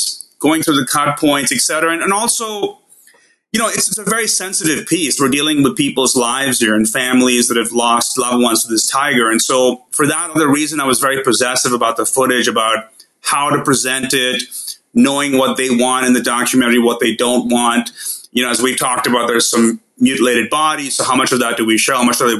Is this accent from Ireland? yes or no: no; India; now in Los Angeles, United States; I'm from India